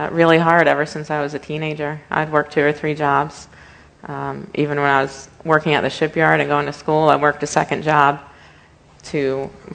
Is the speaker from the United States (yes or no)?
yes; Leesburg, Virginia, United States; Born and raised in Leesburg